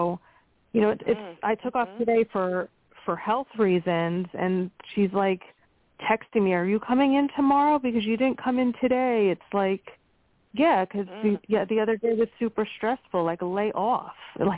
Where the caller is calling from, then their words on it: Pennsylvania, United States; from Pennsylvania.